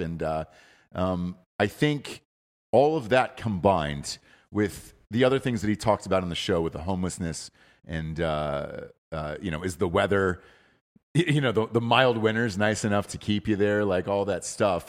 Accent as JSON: {"language": "English", "town": "Atlanta", "region": "Georgia", "country": "United States", "said": "I'm from Atlanta, Georgia."}